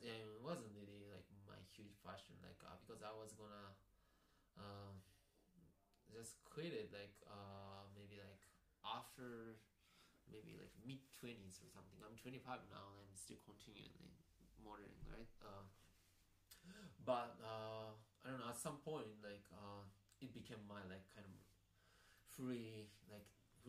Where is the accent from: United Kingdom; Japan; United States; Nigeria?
Japan; Yeah, I'm born and raised in Japan.